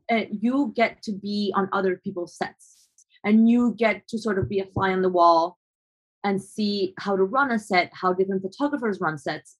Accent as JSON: {"language": "English", "country": "Colombia", "tie": "born or raised there", "also_born_or_lived": "New York", "moved": "as an adult", "said": "growing up in Colombia"}